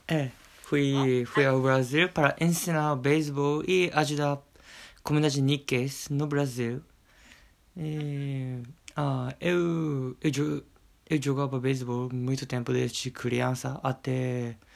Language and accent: Portuguese; Okayama, Japan; Portuguese is a second language; also born or lived in Brazil; já tô chegando 30. E eu nasci no Japão, cresci no Japão.